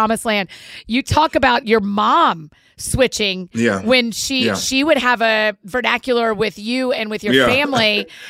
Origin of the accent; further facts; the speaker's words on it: the South, United States; my neighbors growing up in the South.